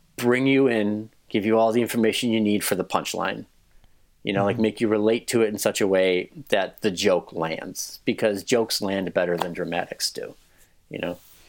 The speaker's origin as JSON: {"language": "English", "town": "Westmont", "country": "United States", "tie": "born or raised there", "said": "my hometown of Westmont"}